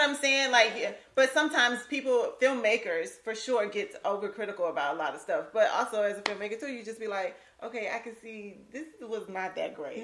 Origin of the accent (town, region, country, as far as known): Lake City, Florida, United States; moved away